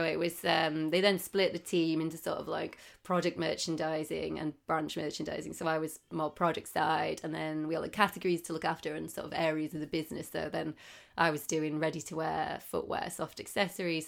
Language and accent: English; Darlington, North East England, United Kingdom; moved away as an adult; also born or lived in Manchester; now in London, United Kingdom; I'm from Darlington, which is northeast